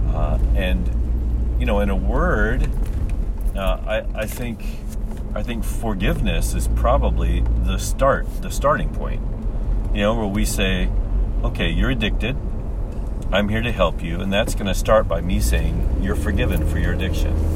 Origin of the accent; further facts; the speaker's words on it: St. Charles, Missouri, United States; moved away as an adult; now in Japan; my hometown of St. Charles, Missouri